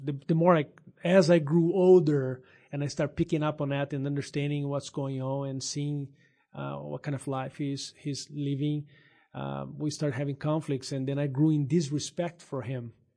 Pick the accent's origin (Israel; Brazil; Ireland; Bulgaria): Brazil; São Paulo; English is a second language; moved away as an adult; also born or lived in Minas Gerais, Brazil; now in United States; I am originally from Brazil. Grew up there in San, the state of São Paulo.